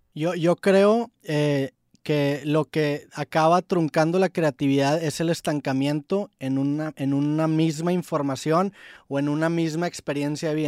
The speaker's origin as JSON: {"language": "Spanish", "town": "Monterrey", "region": "Nuevo León", "country": "Mexico", "said": "yo soy de Monterrey, tengo 28 años, este, yo toda mi secundaria pues eh, crecí escuchando"}